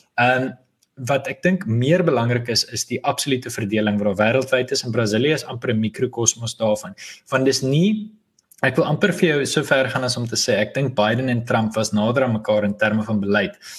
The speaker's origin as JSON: {"language": "Afrikaans", "country": "South Africa", "said": "as Afrikaners"}